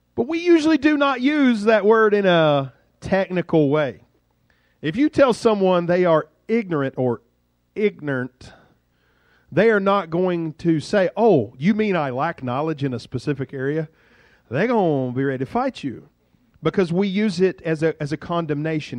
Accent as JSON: {"language": "English", "town": "Duxbury", "region": "Massachusetts", "country": "United States", "said": "I'm from Duxbury"}